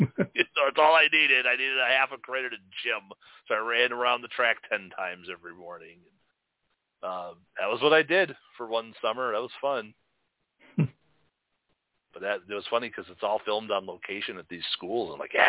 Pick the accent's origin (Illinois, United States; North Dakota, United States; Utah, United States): Illinois, United States; Chicago; That's what was, like, cool about being in the city and growing up in Chicago and going to the schools like that.